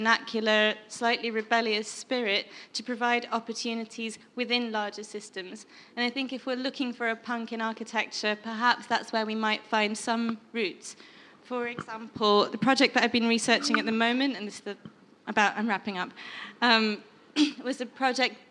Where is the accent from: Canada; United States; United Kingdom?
United Kingdom; Northern England; also born or lived in Calcutta, India; I grew up half in Northern England and half in India.